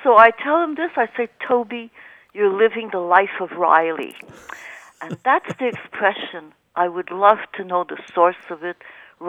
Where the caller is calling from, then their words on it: Montreal, Quebec, Canada; I'm calling you from Montreal.